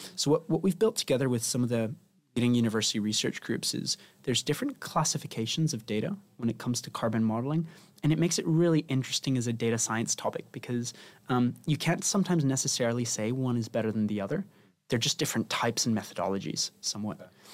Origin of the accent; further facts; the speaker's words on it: Spain; now in London, United Kingdom; I'm originally from Spain